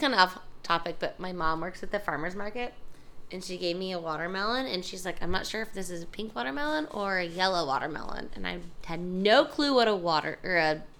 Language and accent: English; Springfield, Missouri, United States; moved away; my hometown of Spring, Vegas